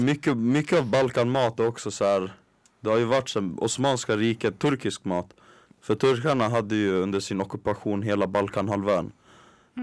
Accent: Stockholm, Stockholm County, Sweden; jag som är stockholmare, mm. från en förort

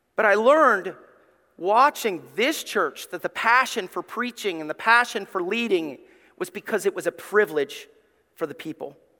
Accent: Somerville, Alabama, United States; also born or lived in East Tennessee / Gray; now in Ohio, United States; I grew up in Somerville, Alabama. It's like Mayberry

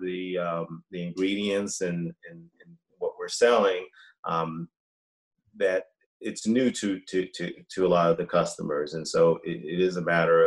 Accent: Boston, Massachusetts, United States; moved away as an adult; also born or lived in Baltimore, Maryland / Atlanta, Georgia; I grew up in Boston

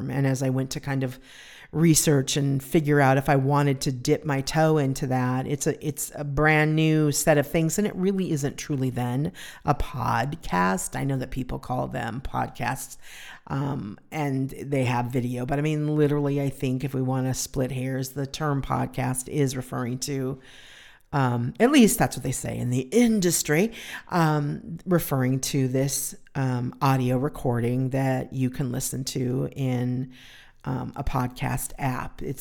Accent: California, United States; I was from California, and they came and did a photo shoot with me.

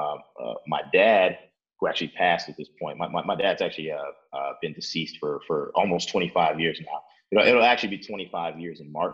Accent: Chicago, Illinois, United States; also born or lived in Oak Park, Illinois; I've lived in Chicago my entire life. Born and raised here

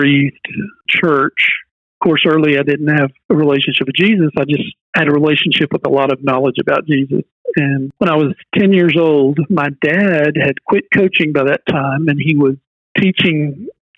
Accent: Bay City, Texas, United States; also born or lived in McAllen, Texas; Grew up in Bay City, and the formative years of my life were spent in Bay City

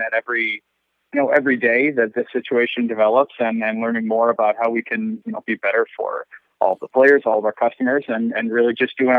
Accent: Western New York, United States; I'm originally from Western New York myself

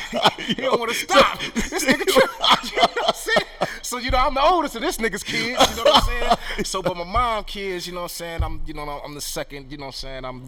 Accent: Akron, Ohio, United States; I grew up in Akron

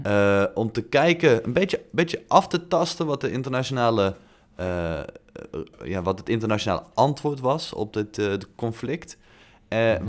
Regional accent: Netherlands; wij als Nederlanders

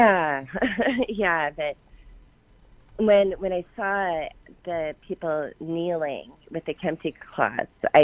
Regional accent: Portland, Oregon, United States; moved away; I grew up in Portland, third generation Portlander

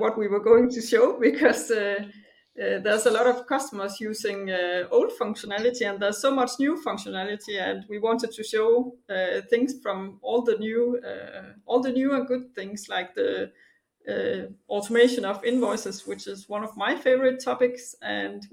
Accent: Denmark; moved away as an adult; now in Munich, Germany; I'm originally from Denmark. I live and work in Germany right now in Munich

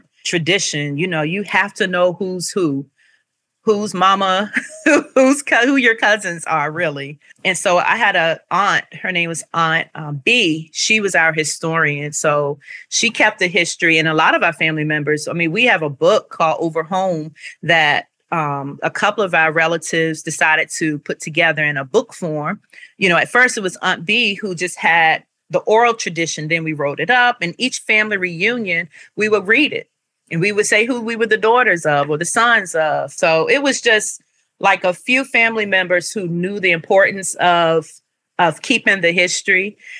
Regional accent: Ivor, Virginia, United States; I'm from Southampton County, Virginia. And so Ivor is the little town where I grew up.

